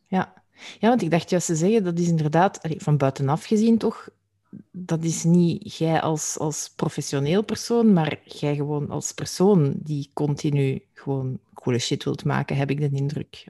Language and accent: Dutch; Flanders, Belgium; als Vlaming